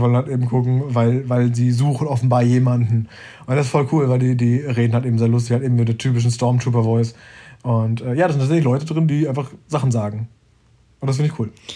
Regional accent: Germany; ich als Deutscher

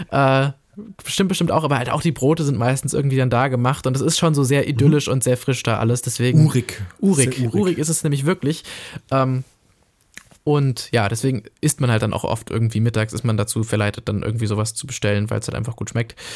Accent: Austria; Ja, gut, ich bin ja halt Österreicher.

